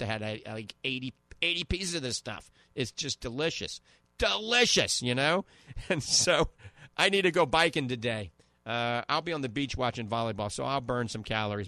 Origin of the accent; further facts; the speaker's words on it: New Orleans, Louisiana, United States; accent: New Orleans (Yat); my New Orleans accent coming out, uh, Kunas accent.